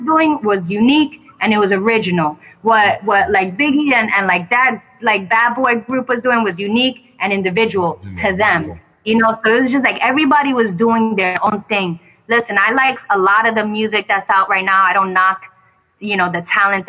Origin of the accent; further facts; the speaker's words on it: New York City, New York, United States; I'm from the Bronx